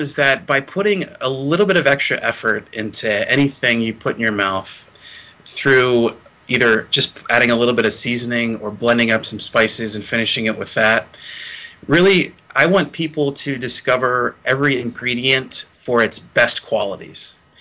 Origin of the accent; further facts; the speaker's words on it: Gettysburg, Pennsylvania, United States; I'm from Gettysburg, Pennsylvania